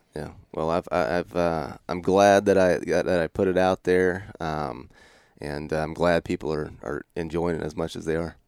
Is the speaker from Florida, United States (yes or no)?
yes; Northwest Florida, United States; moved away as an adult; also born or lived in Mississippi; now in Idaho, United States; I grew up in Northwest Florida.